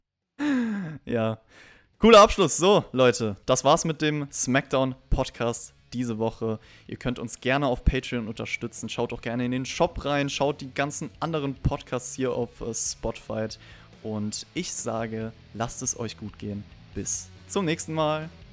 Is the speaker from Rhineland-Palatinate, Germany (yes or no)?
yes; Rhenish Hesse, Rhineland-Palatinate, Germany; ich komme ja aus Rheinhessen